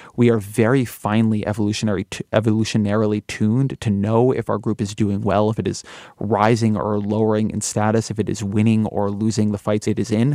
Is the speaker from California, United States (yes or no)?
yes; California, United States; I'm Californian and I'm Jewish